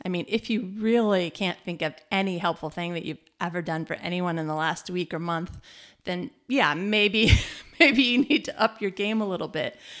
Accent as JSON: {"language": "English", "region": "Michigan", "country": "United States", "also_born_or_lived": "New Zealand", "moved": "as an adult", "lives_now": "Malmö, Sweden", "said": "we're from Michigan. We lived in New Zealand."}